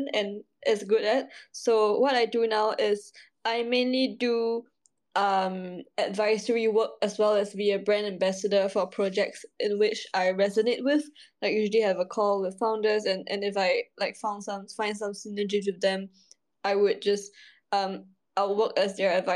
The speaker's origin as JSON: {"language": "English", "country": "Singapore", "said": "I'm all the way from Asia in Singapore"}